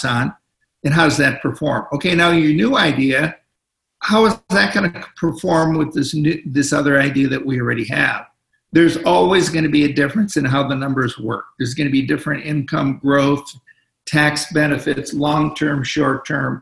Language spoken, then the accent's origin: English; Los Angeles, California, United States; I'm from Los Angeles.